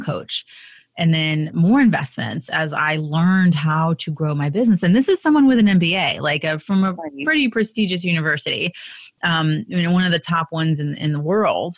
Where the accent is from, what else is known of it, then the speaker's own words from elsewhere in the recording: United States; I was born in the United States